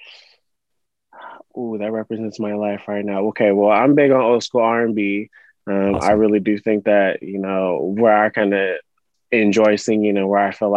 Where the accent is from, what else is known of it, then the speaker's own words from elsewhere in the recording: Sacramento, California, United States; I grew up out here in Sacramento, more specific in the Rio Linda area